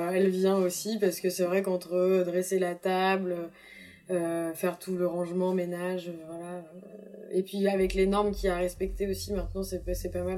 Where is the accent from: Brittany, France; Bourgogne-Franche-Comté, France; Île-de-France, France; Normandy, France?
Brittany, France; je suis bretonne